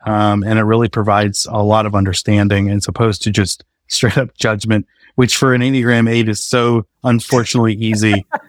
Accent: New England, United States; growing up in New England, it's just kind of especially for a guy, I think it's this, the suck it up, man up.

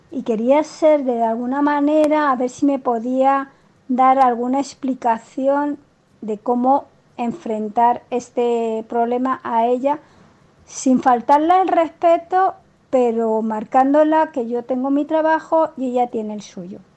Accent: Spain; aunque soy española y vivo en España

